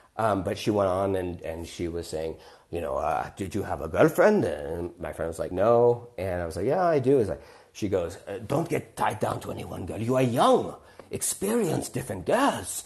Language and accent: English; southern New Hampshire, United States; moved away as an adult; also born or lived in New York City; so I'm from New Hampshire originally. I, it's been since high school, since I lived there, since I was eighteen.